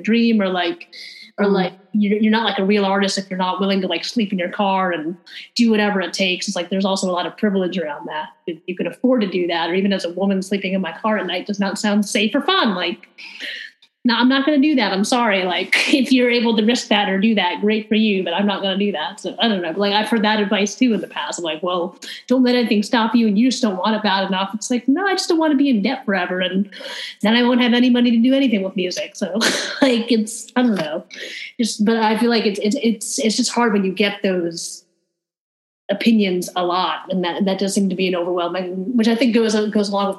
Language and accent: English; Fairfield, Connecticut, United States; moved away; I came from Fairfield, Connecticut, which is a very wealthy suburb in Connecticut